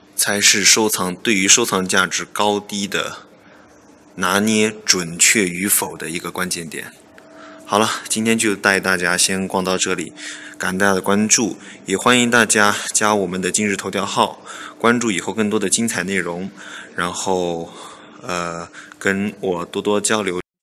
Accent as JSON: {"language": "Chinese", "region": "Yunnan", "country": "China", "also_born_or_lived": "Thailand", "said": "像我是云南人哈，云南就有很多这个泰国餐馆，泰国的餐厅"}